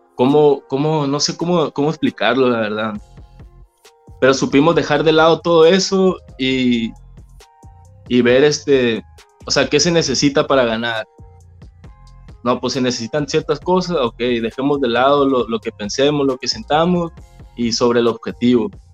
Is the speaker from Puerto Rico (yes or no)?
no; San José del Cabo, Baja California Sur, Mexico; also born or lived in La Paz; nací en La Paz. Nací en La Paz y a los seis años me vine a vivir a San José.